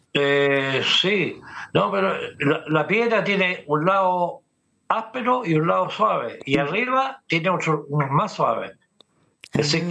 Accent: Santiago, Santiago Metropolitan Region, Chile; also born or lived in Peñalolén; Yo recuerdo cuando niño también veía por Guillermo Man para allá, eh, de Pedro al día hacia abajo

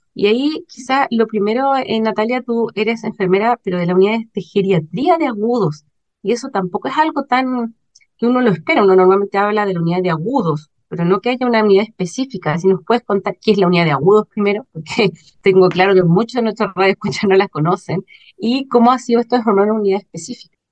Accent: Chile; como chilenos y chilenas

